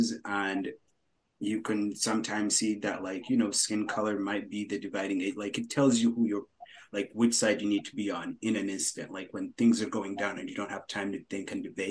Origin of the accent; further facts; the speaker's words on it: United States; also born or lived in Uganda; I did grow up here